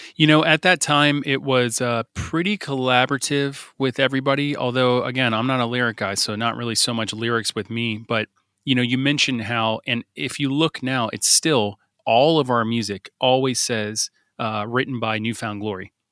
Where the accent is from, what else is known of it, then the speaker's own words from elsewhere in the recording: South Florida, United States; we're a band from South Florida